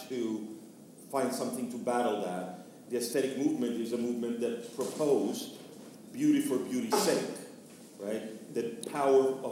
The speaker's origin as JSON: {"language": "English", "country": "Venezuela", "tie": "born or raised there", "said": "I grew up in Venezuela in the 1970s and 80s"}